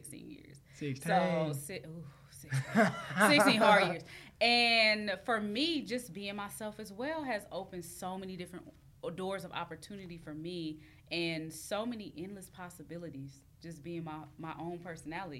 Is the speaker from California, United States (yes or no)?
yes; Long Beach, California, United States; I'm born and raised Long Beach.